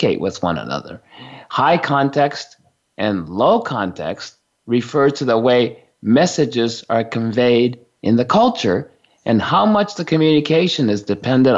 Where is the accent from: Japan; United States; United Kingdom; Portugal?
Japan; I was born and raised in Japan in a small family of four of us.